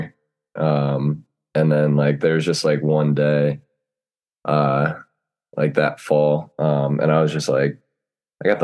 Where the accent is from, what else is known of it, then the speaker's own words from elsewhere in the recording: New Jersey, United States; I'm from Jersey.